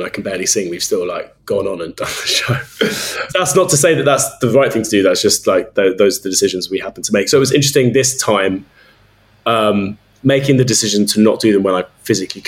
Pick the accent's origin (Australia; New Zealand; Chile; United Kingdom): United Kingdom; London; also born or lived in Leeds; I grew up in South London and have lived here all my life.